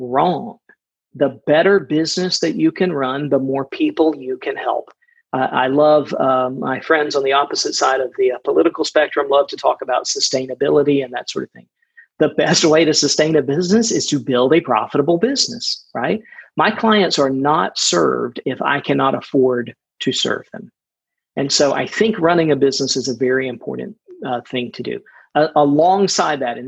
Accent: outside of Atlanta, Georgia, United States; in the town that I grew up in outside of Atlanta

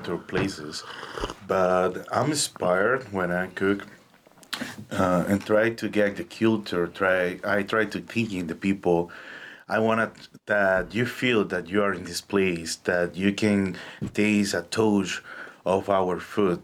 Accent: Dominican Republic; English is a second language; moved away as an adult; also born or lived in Cuba; now in United States; I born in Dominican Republic, but the half of my family is Cuban, and the other half is Dominican

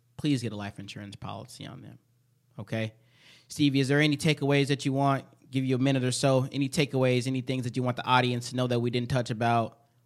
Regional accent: Chicago, Illinois, United States; now in Minnesota, United States; I'm from Chicago

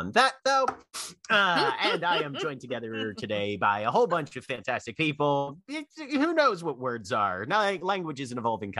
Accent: East Coast, United States; I'm from the East Coast.

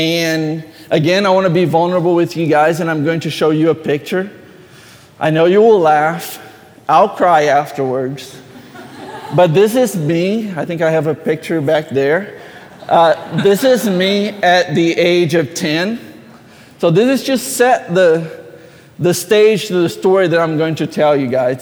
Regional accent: Brazil; moved away; I grew up in Brazil

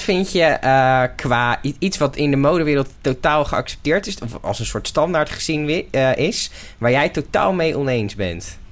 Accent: Netherlands; als Nederlanders

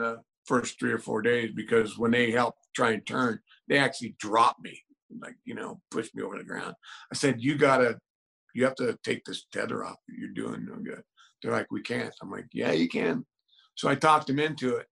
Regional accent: Juneau, Alaska, United States; I'm from Juneau, Alaska.

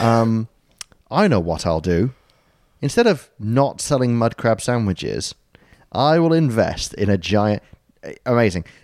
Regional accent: United Kingdom

